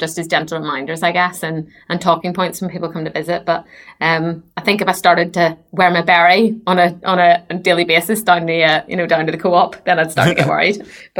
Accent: Basingstoke, South East England, United Kingdom; from Basingstoke.

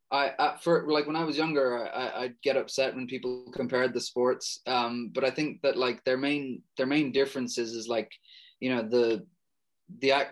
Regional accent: Ireland; there was the cultural thing um, with regards to like being Irish and all

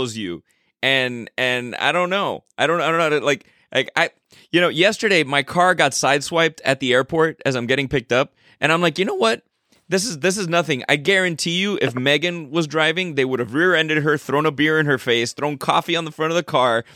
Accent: Miami, Florida, United States; born or raised there

